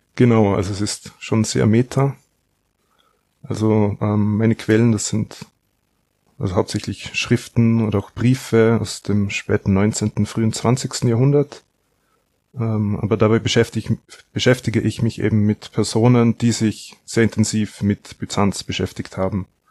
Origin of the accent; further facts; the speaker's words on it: Austria; ich komme aus Österreich